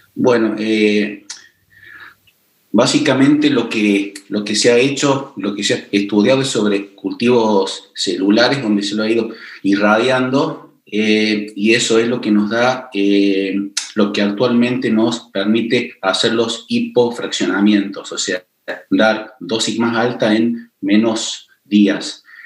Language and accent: Spanish; Córdoba, Argentina; also born or lived in Paris, France; soy cordobés, se darán cuenta cómo hablo